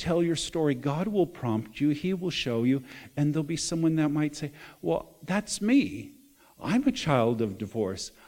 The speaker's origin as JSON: {"language": "English", "town": "Chicago", "region": "Illinois", "country": "United States", "tie": "born or raised there", "also_born_or_lived": "Berwyn, Illinois", "said": "I came from Chicago, born in Berwyn, Illinois"}